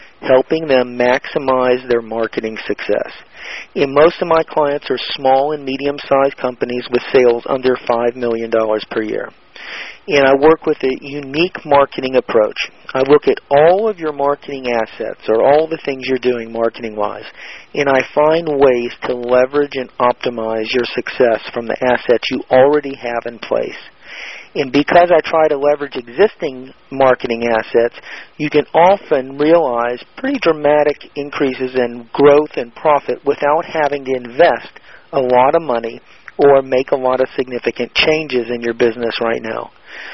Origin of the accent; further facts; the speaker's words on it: Atlanta, Georgia, United States; I'm from Atlanta.